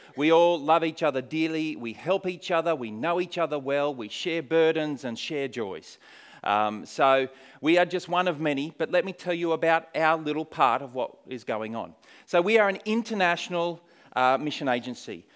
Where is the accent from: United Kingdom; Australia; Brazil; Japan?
Australia; moved away as an adult; also born or lived in Poland; now in New Zealand; I am an Aussie. Uh, but I haven't lived in Australia, if this counts for anything, for many years